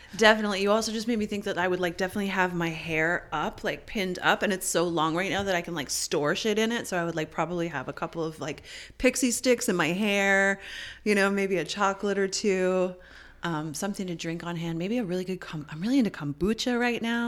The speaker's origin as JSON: {"language": "English", "country": "Canada", "said": "as a Canadian"}